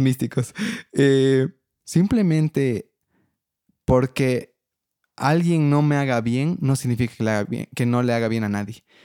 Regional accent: Bolivia; soy de Bolivia

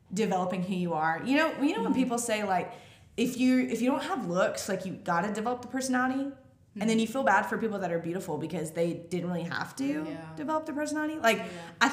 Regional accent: Mississippi, United States; I grew up in Mississippi

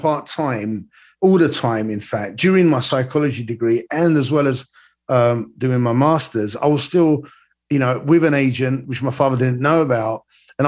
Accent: London, United Kingdom; I am a foreigner, even though I was born and bred in London

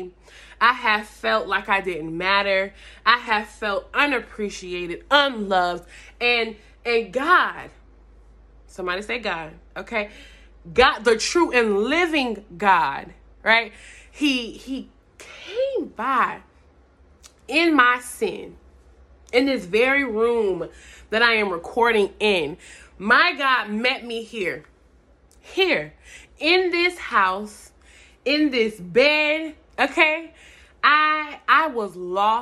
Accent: Atlanta, Georgia, United States; I'm from Atlanta, Georgia

